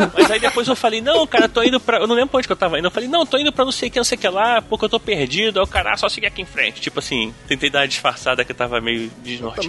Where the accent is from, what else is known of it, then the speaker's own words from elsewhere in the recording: Brazil; sou do Brasil